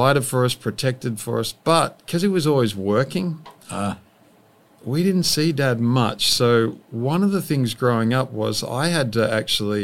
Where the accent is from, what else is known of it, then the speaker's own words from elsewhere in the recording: Australia; moved away as an adult; now in Redding, United States; we came from Australia, as you can tell, so the land of apparently dangerous animals